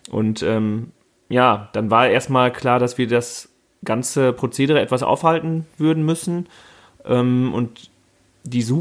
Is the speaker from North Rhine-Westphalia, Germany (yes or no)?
yes; Freckenhorst, North Rhine-Westphalia, Germany; ich komme aus Freckenhorst, also bin in Warendorf geboren, an einem Fettmarktsonntag, wie ich immer gerne sage, an sehr stürmischen Fettmarktsonntag, ähm, im Jahr 1986, bin also 33 Jahre alt